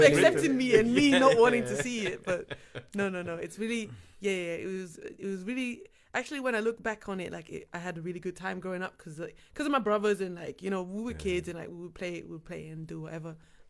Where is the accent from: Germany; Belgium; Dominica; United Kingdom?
Belgium; Kalmthout, Flanders; Yes, I'm mixed. Yes. And I grew up actually in Kalmthout, which is a small village.